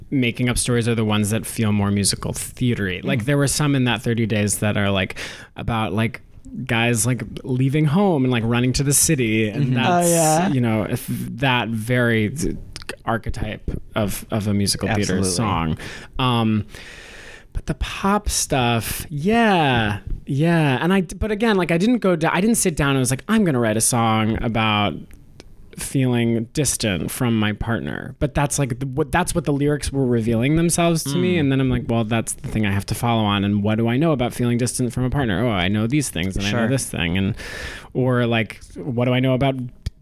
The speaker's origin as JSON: {"language": "English", "area": "Westchester", "region": "New York", "country": "United States", "tie": "born or raised there", "said": "I grew up in Westchester, New York, which is about an hour outside the city"}